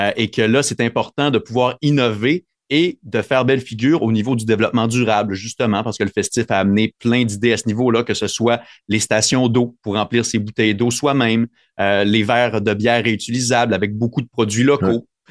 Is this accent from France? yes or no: no; near Mashteuiatsh, Lac Saint-Jean, Quebec, Canada; moved away; j'ai grandi moi tout près de Masteuillache, au lac Saint-Jean